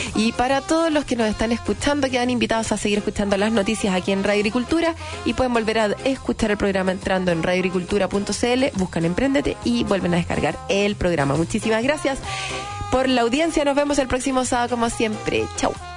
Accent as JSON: {"language": "Spanish", "country": "Chile", "said": "si somos chilenos"}